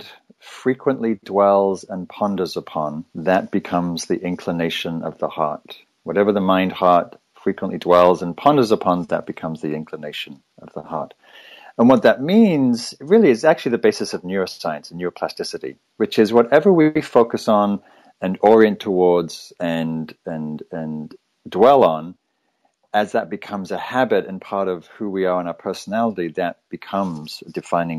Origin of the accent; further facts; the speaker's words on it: Northern England, United Kingdom; moved away as an adult; also born or lived in London; now in Northern California, United States; I was born in England, raised in Northern England